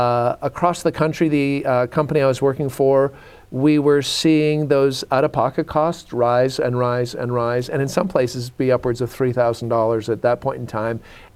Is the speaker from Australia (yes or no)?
no; Canada; moved away as an adult; now in United States; I'm from Canada. Okay, up and down. So you had warmth that I had snowy Rocky Mountains that I grew up in.